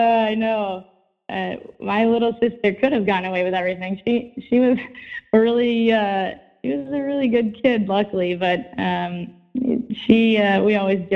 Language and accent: English; Midwest, United States; You'd think for growing up in the Midwest, I would be used to it, but I'm just not a fan of freezing.